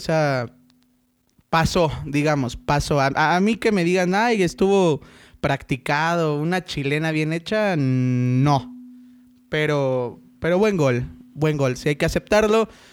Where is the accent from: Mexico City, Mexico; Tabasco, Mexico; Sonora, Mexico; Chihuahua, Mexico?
Mexico City, Mexico